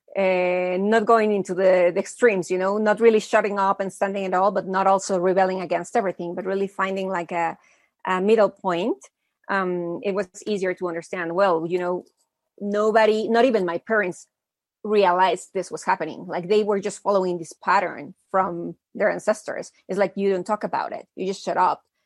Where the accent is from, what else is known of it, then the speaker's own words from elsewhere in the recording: Mexico City, Mexico; also born or lived in United States; I was born in the States, but I've been living in Mexico since I was a little kid. My hmm. parents are Mexican.